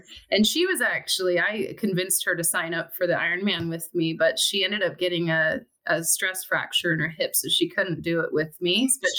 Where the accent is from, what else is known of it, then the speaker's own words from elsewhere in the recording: Southern California, United States; also born or lived in Seattle, Washington; now in Issaquah, United States; I grew up in Southern California, so I'm used to flip-flops, and the warmest thing I owned as a kid was a hoodie